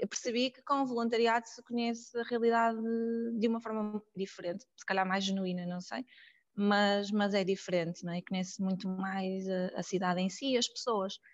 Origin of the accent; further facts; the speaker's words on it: Porto, Norte, Portugal; sou do Porto